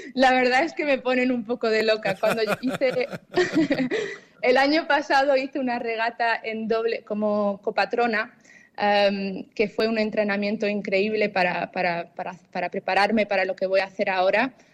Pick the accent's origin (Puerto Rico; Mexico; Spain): Spain; Tarifa, Andalusia; also born or lived in Zimbabwe / Facinas; yo nací en Zimbabue, en, en, África, en Sudáfrica, eh, y, a la edad de seis años nos mudamos a Tarifa